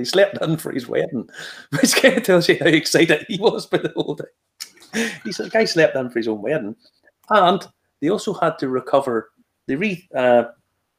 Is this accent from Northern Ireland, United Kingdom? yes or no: yes; Ballymena, Northern Ireland, United Kingdom; I'm from Ballymena